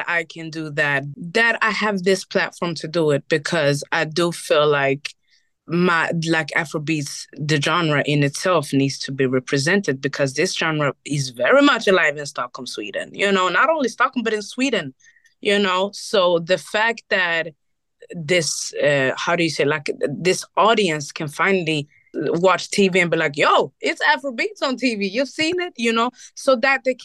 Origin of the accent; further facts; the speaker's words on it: Burundi; also born or lived in Rwanda; I'm from Burundi. I'm half Burundi, half Rwandese